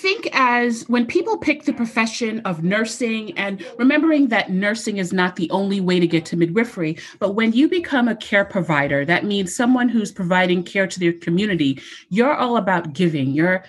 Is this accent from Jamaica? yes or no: yes; Jamaica; I don't like pasta. I'm Jamaican. I like rice.